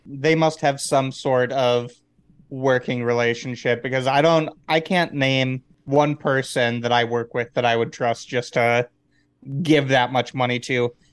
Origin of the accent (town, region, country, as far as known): Midwest, United States; born or raised there